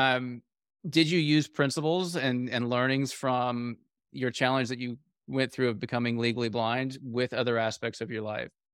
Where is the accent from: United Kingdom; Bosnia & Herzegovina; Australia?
United Kingdom; I'm British